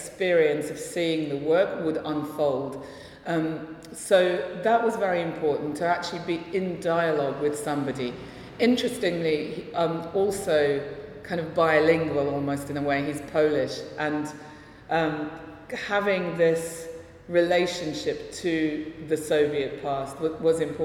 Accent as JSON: {"language": "English", "region": "London", "country": "United Kingdom", "tie": "born or raised there", "also_born_or_lived": "Russia", "first_language": "Russian", "said": "I feel very much like I am from London, which is where I've lived pretty much all my life"}